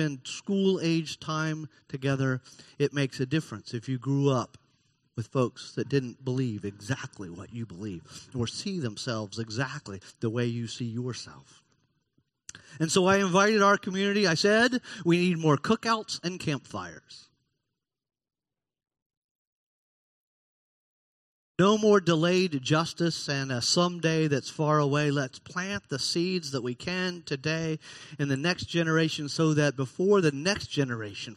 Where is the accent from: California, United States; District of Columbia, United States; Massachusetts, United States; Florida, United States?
Florida, United States; I've lived in Florida all but 5 years of my 58 years. And I love Florida, even if Florida on occasion gets laughed at in the news. I love Florida. I'm not allowed to call myself a Floridian because I wasn't born here